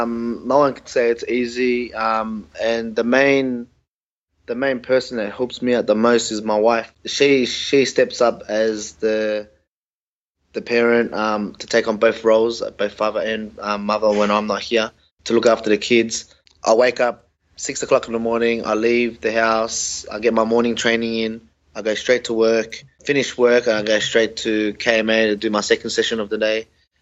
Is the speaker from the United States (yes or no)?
no; Australia; I was born in Australia, so we're all my other siblings, being my brother and my older sister and younger sister. But growing up in Australia, look, we grew up the Aussie way, you know. We were Aussie kids.